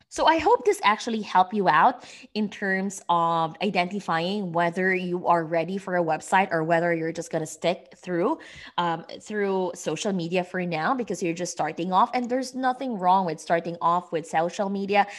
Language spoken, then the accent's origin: English; Philippines; moved away as an adult; now in United States; I am from the Philippines. I came here to the U S five years ago